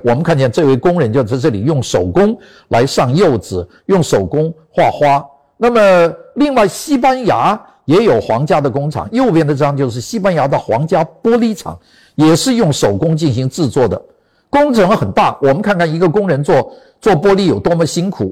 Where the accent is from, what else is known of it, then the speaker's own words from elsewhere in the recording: China; 我们中国人